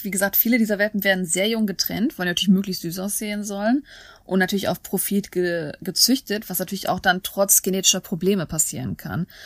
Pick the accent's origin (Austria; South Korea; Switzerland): South Korea; Weil ich ja diese Voraussetzungen erfüllt habe und das in Korea gemacht habe und ich als Koreaner zurückgekommen bin